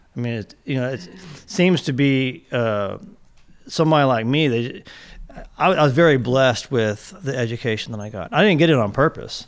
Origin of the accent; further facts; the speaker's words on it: San Antonio, Texas, United States; I grew up in San Antonio, Texas